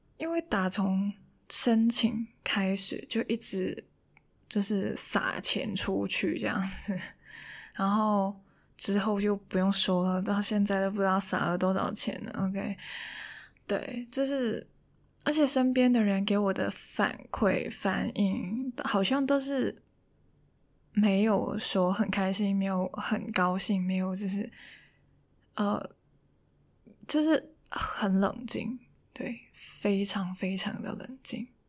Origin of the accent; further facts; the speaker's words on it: Hong Kong; first language Cantonese; Chinese is a second language; moved away as an adult; now in Taiwan; 除了跟父母聊天以外呢，我觉得可能自言自语的时候也可以用一下广东话